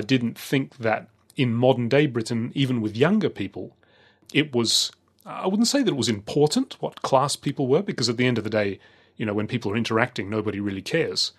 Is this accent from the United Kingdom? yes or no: no; Australia; growing up in Australia